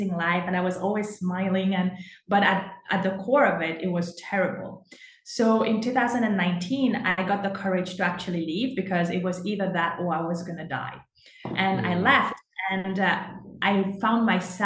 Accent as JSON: {"language": "English", "country": "Mauritius", "tie": "born or raised there", "moved": "as an adult", "lives_now": "Canada", "said": "I was born and raised in Mauritius"}